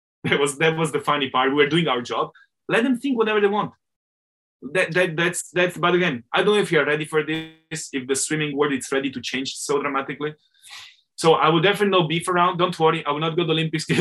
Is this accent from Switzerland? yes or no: yes; Italian-speaking Switzerland, Switzerland; I'm Swiss from the Italian part